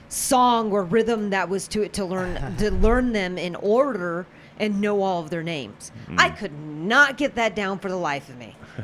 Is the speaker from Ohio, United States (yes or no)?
no; Tucson, Arizona, United States; We're from Tucson